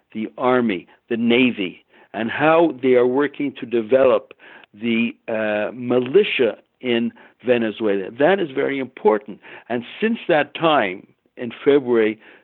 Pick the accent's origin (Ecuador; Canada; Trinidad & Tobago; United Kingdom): Canada; as a Canadian